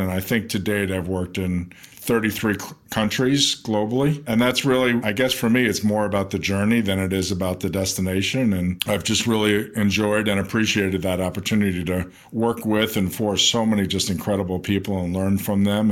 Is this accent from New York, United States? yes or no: yes; New York City, New York, United States; moved away as an adult; also born or lived in Las Vegas; I grew up in New York. I was born in Manhattan